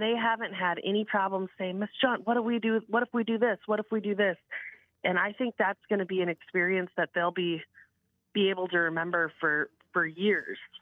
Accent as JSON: {"language": "English", "town": "Eureka", "region": "South Dakota", "country": "United States", "tie": "born or raised there", "said": "I grew up in Eureka"}